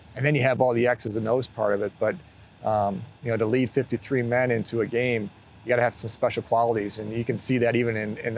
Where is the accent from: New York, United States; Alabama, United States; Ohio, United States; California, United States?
New York, United States; Buffalo; Growing up as a kid, as a big NFL fan, but growing up in Buffalo, but a Bills fan